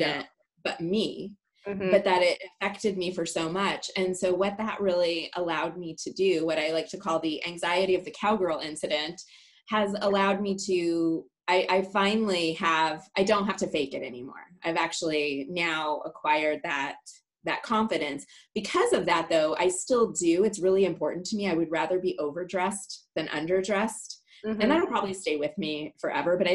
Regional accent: Clarkdale, Arizona, United States; also born or lived in Milan, Illinois; I was born in Milan, Illinois, or I like to say Milan. And my parents really hated shoveling snow every day. So their dream was to move to Arizona, and we used to come here on vacation. So when I was 9, we moved to Clarkdale, Arizona

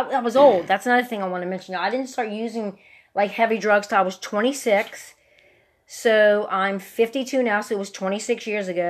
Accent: River Ridge, Louisiana, United States; we grew up in River Ridge

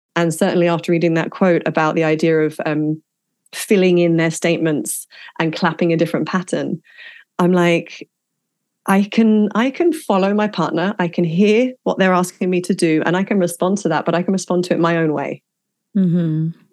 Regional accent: England, United Kingdom; growing up in England

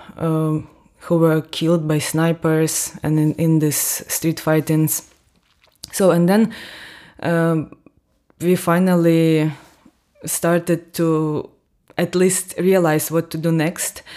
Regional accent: near Donbas, south-eastern Ukraine, Ukraine; moved away as an adult; now in Austria; I'm from Ukraine. I was born and raised in the southern eastern part of Ukraine, not far away from Donbass

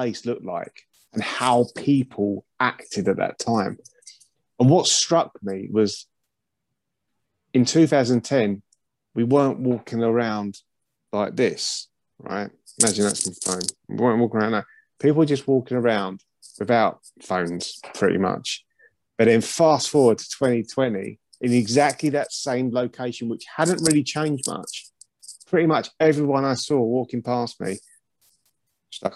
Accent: Chatham, South East England, United Kingdom; moved away as an adult; now in Norfolk, United Kingdom; I was born in Chatham in Kent. I haven't been there for years. And I'm now in Norfolk, by the way.

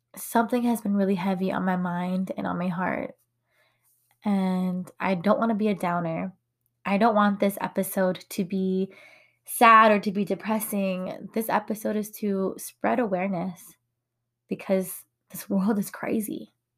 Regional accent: United States; first language English; I was born and raised here in America. My first language is English.

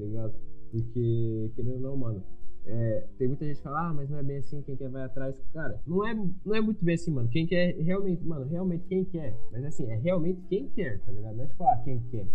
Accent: Brazil; Eu sou, sou brasileiro

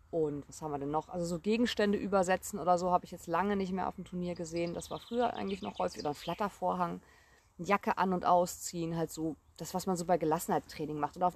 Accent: North Rhine-Westphalia, Germany; Ich komme ja ursprünglich aus NRW.

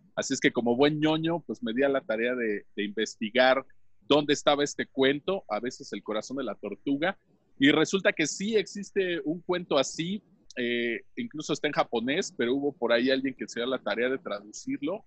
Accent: Tlaxcala, Mexico; saludándolos desde Villa del Progreso, San Pablo, San Antonio Carvajal, Tlaxcala de Chicotenca, México

